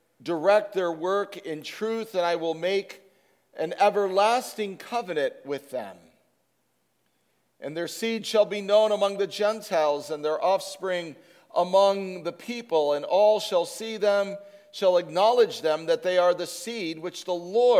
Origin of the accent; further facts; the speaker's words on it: Chicago, Illinois, United States; moved away; As a kid, I grew up with hootenannies in Chicago